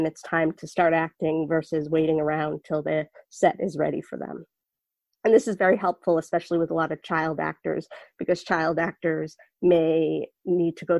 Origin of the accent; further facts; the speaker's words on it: Boston, Massachusetts, United States; I was born in Boston, Massachusetts to two average height parents